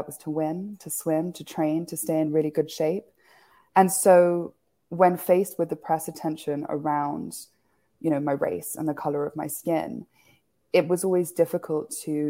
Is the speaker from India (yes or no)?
no; Kenya; moved away; also born or lived in United Kingdom; I grew up in Kenya, despite being born in the UK.